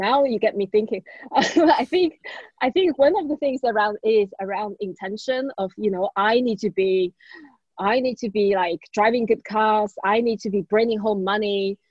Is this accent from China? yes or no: yes; China; English is a second language; now in United Kingdom; So yeah, this is also how I came to the UK from China.